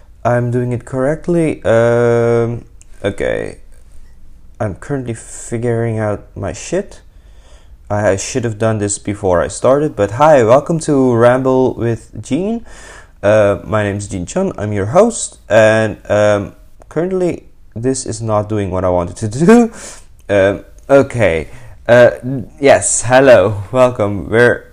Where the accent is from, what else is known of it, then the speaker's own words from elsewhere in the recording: Suriname; now in Rotterdam, Netherlands; I'm a 20-year-old young adult living in the Netherlands. I'm from Suriname